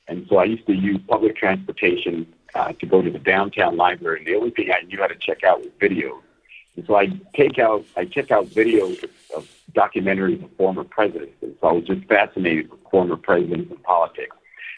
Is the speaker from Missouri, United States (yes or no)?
no; Los Angeles, California, United States; Obviously, growing up in East L.A., it is political.